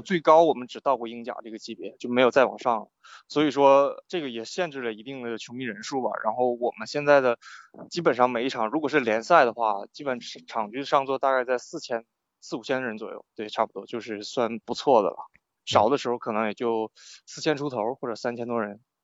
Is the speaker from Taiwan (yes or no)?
no; Shenyang, Liaoning, China; moved away as an adult; also born or lived in England; now in United Kingdom; 我是沈阳人，然后我会，就在沈阳这边会，就是看辽宁红运嘛